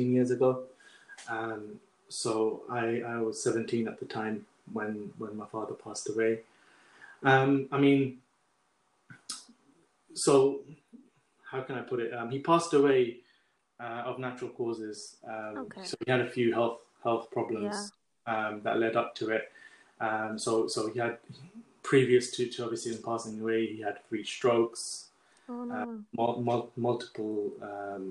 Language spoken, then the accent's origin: English; Luton, East of England, United Kingdom; I'm 30 and I'm from Luton